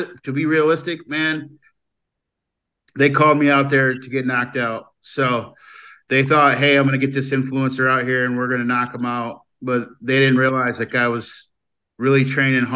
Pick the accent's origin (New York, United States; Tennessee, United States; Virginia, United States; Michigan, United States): Michigan, United States; Lansing; I was just a poor kid growing up in Lansing, Michigan